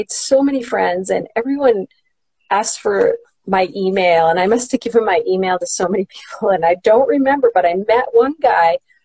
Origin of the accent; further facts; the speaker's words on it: Canada; I'm from Canada